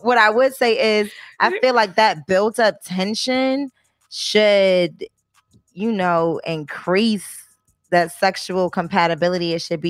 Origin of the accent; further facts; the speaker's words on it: Boston, Massachusetts, United States; accent: Boston; I don't like a Boston accent, but I'm Bostonian, so I'm.